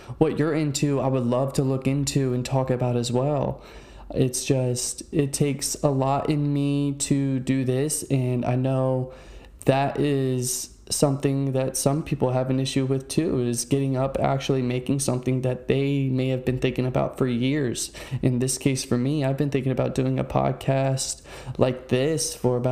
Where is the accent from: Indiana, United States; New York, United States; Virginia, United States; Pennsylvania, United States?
Virginia, United States; Fredericksburg; also born or lived in Maryland; now in Central Florida, United States; I originated in Virginia in a small town named Fredericksburg